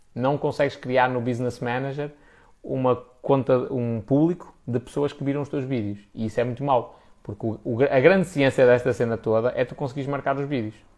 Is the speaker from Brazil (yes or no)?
no; Portugal